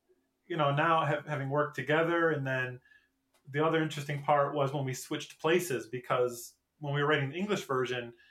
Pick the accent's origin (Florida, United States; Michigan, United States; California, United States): Michigan, United States; moved away as an adult; now in South Korea; I came from Michigan.